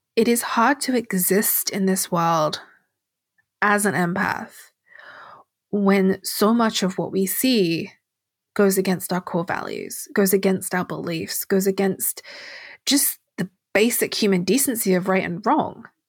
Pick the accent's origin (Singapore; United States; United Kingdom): United Kingdom; England; I'm English